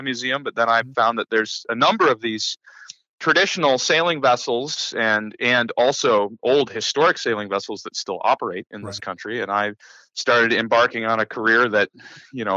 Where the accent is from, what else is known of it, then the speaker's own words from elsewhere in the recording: southwestern Michigan, United States; I'm from southwestern Michigan and grew up with the Great Lakes ever present in my life